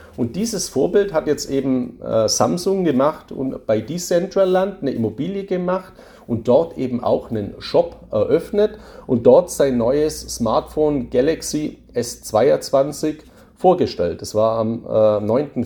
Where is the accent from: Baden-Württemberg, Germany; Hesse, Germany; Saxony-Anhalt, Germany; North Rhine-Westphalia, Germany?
Baden-Württemberg, Germany; Swabia; accent: Swabian; Ich bin ja ein Schwabe, hört man ja auch an meiner Stimme.